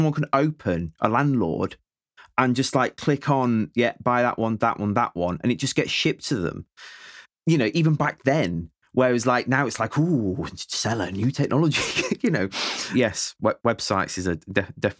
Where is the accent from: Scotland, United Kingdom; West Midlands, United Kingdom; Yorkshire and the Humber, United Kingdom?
Yorkshire and the Humber, United Kingdom; accent: Yorkshire; because of my Yorkshire accent